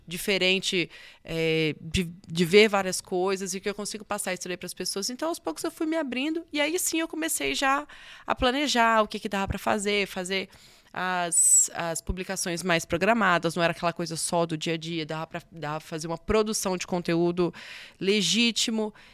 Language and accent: Portuguese; Nanuque, Minas Gerais, Brazil; moved away; also born or lived in Espírito Santo; Eu sou de Nanuque, Minas Gerais. É, na verdade, eu sou capixaba. E, mas aí cresci em Nanuque